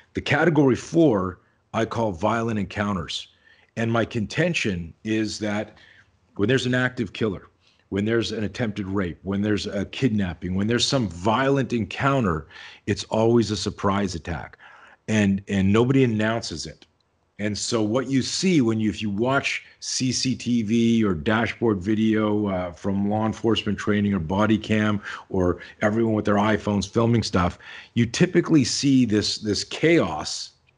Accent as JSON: {"language": "English", "country": "Canada", "tie": "born or raised there", "moved": "yes", "lives_now": "Southern California, United States", "said": "I grew up in Canada, I live in, in Southern California now, but I grew up in Canada"}